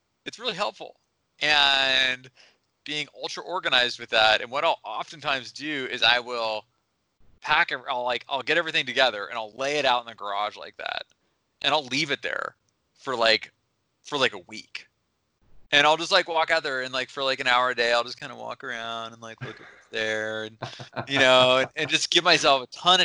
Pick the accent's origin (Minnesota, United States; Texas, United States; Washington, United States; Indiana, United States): Washington, United States; Seattle; now in Smith Rock, United States; I grew up in Seattle